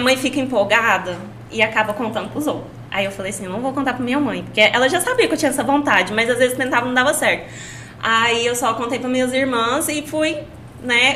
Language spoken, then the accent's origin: Portuguese; Caldas Novas, Goiás, Brazil; Minha mãe é do Paraná e meu pai é goiano. Aí eu nasci aqui.